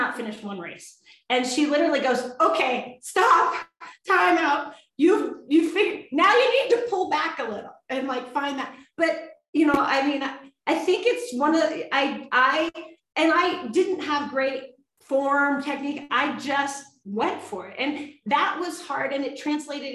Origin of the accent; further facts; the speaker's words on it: Sun Valley, Idaho, United States; I'm from Sun Valley, Idaho. I'm not an East Coast skier